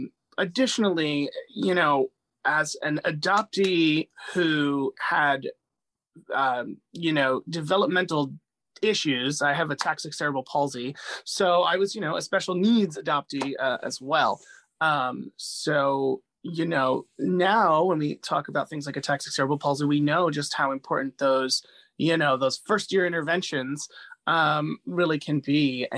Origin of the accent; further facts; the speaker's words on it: Medellin, Antioquia, Colombia; born there; You know, I'm 35, so I was born in 1986 in Medellin, Colombia, when it was like the world's most dangerous city.